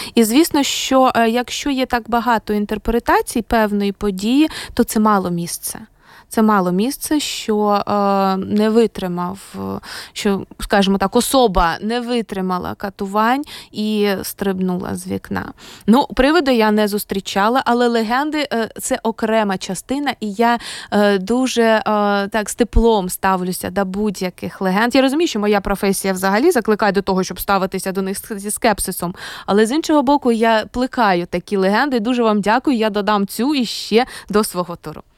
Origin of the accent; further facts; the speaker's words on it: Kharkiv, Kharkiv Oblast, Ukraine; moved away as an adult; now in Riga, Latvia; я з України